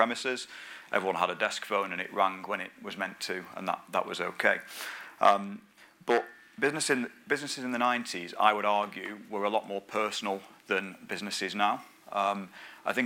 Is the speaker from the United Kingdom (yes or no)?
yes; the north of England, United Kingdom; I'm a northerner, as you can probably tell